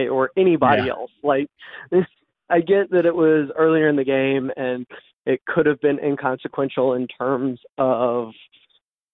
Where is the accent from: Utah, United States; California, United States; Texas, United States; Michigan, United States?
Texas, United States; Houston; I'm from Houston